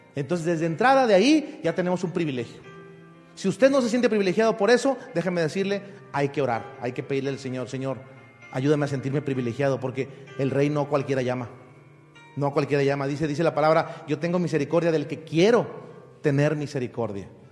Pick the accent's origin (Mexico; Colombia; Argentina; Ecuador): Mexico; yo soy mexicano, ¿de dónde soy? De México, la tierra mexicana